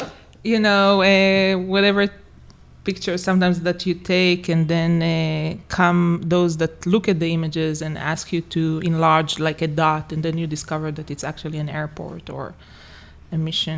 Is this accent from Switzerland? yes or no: no; Jerusalem, Jerusalem District, Israel; moved away as an adult; also born or lived in Harlem, New York; now in New York, United States; I was born and raised in Jerusalem, and I left actually Israel when I came here to do the master in 2009.